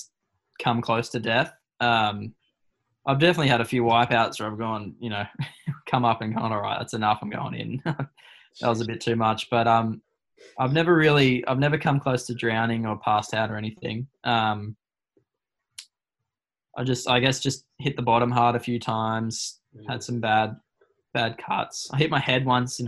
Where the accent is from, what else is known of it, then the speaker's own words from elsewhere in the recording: Burleigh Heads, Queensland, Australia; I'm from Burley